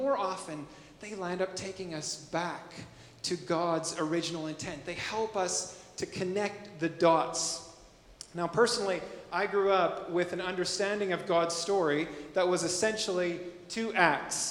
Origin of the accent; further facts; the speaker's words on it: Canada; as a Canadian